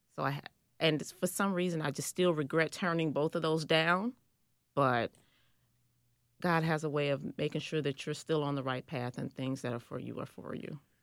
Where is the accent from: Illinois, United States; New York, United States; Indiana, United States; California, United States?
Illinois, United States; Chicago; I grew up on the South Side, um, the nickname of the neighborhood is called Rack City